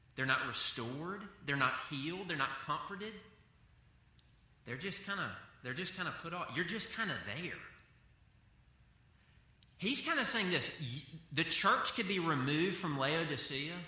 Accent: the South, United States; I grew up in the South

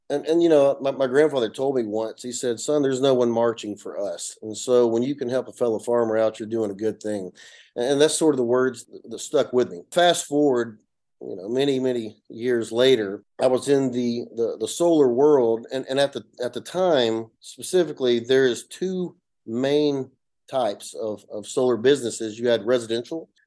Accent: north Georgia, United States; accent: Appalachian; i come from a little small town in, in north georgia you can hear my accent it's uh you know an appalachian mountain area the foothills if you will like, like most people there especially we all come from farmers

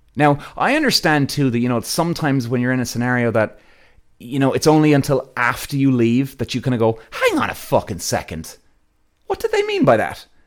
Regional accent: Ireland; I'm Irish

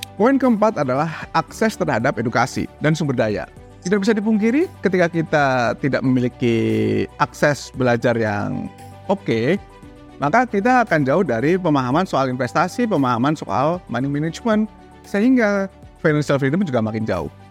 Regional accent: Indonesia; Pendidikan kita di Indonesia

